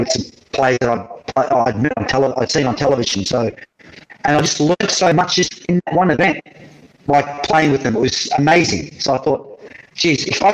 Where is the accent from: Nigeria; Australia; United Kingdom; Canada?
Australia; accent: Australian